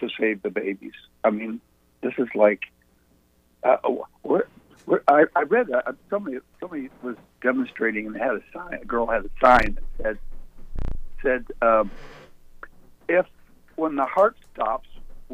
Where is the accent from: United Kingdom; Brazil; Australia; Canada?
Canada; now in Atlantic Beach, United States; I'm a Canadian by birth, an American by the grace of God, and a Southerner by choice